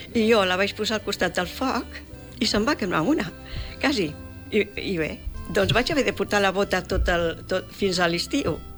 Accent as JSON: {"language": "Catalan", "town": "Gessa", "region": "Catalonia", "country": "Spain", "tie": "born or raised there", "also_born_or_lived": "Montgarri", "said": "Iessa, que és el meu poble de que he viscut tota la vida, eh, pràcticament"}